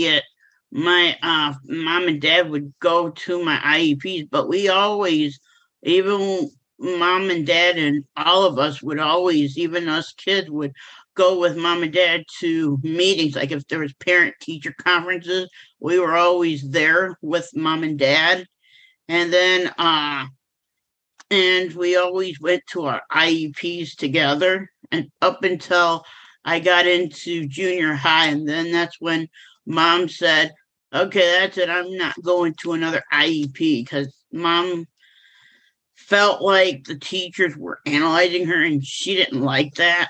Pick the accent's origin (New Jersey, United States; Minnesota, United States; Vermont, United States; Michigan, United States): Michigan, United States; Kalamazoo; I am from Kalamazoo, Michigan